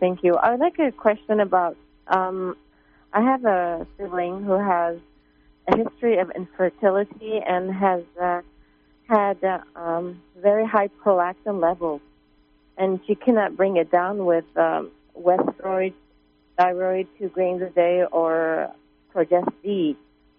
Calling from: California, United States; Yes, hi. I'm from Southern California.

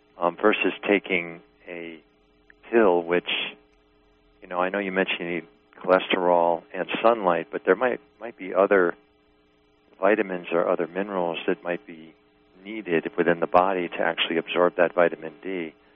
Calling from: New York, United States; From New York.

